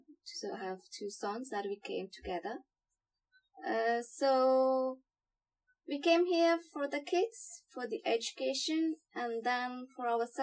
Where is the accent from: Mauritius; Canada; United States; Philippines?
Mauritius; moved away as an adult; now in Australia; I come from Mauritius, a small island in the Indian Ocean. So today I'm exactly 2 years that I came to Australia.